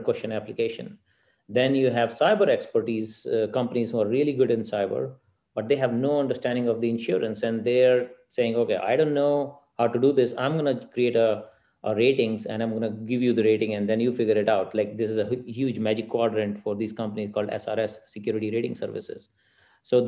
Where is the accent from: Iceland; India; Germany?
India; moved away; growing up in India, we've grown up with cows